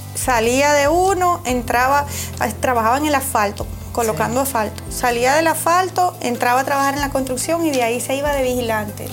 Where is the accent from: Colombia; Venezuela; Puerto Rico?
Venezuela; moved away as an adult; now in United States; Yo vengo de Venezuela. Eh, hace siete años llegué aquí, a este país